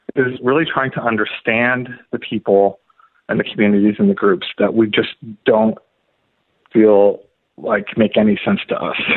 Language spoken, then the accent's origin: English; California, United States; moved away as an adult; now in St. Louis, United States; I was from California originally. I came here about 10 years ago.